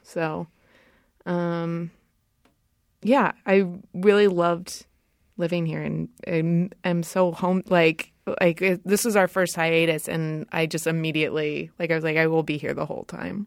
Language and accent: English; Rancho Cucamonga, California, United States; I grew up in Southern California, in Rancho Cucamonga